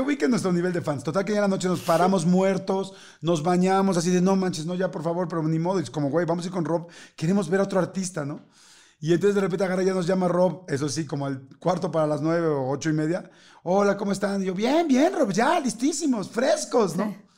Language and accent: Spanish; Mexico; como somos los mexicanos